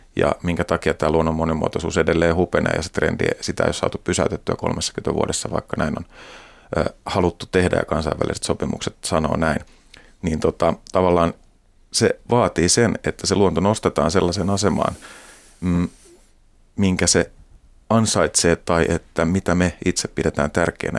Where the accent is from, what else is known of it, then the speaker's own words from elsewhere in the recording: Hämeenlinna, Kanta-Häme, Finland; mä oon Hämeenlinnasta ja siellä sitten fillaroin kavereiden kanssa ja kiikaroin maisemaa